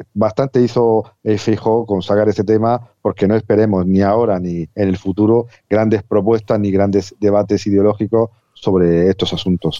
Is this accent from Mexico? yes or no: no; Spain; a mí como español